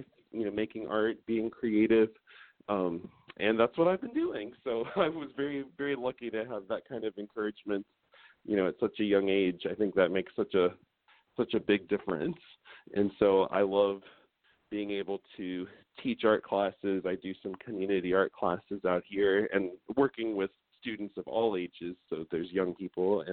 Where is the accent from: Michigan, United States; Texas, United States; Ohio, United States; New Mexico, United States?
Ohio, United States; Columbus; moved away as an adult; My husband and I both lived in Ohio our whole lives. I'm from Columbus